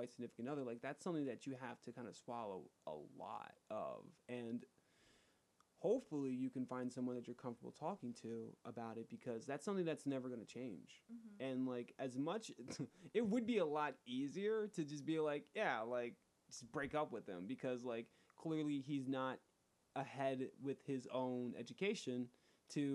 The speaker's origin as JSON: {"language": "English", "area": "Atlantic County", "region": "New Jersey", "country": "United States", "tie": "born or raised there", "said": "My hometown is predominantly white. There are pockets within Atlantic County"}